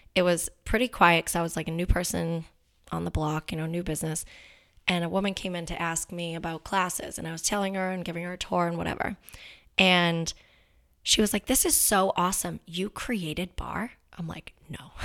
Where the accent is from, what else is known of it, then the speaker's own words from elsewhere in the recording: Danvers, Massachusetts, United States; I'm from Danvers. My dad still lives there.